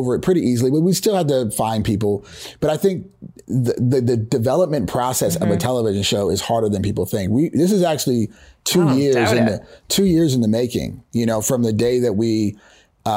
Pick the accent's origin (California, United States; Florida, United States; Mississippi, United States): California, United States; Oakland; I grew up in Oakland.